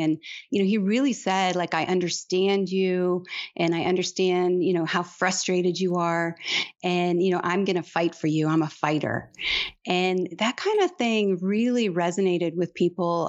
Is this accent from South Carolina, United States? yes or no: no; Detroit, Michigan, United States; now in Texas, United States; I'm from Detroit, but my dad is from Malta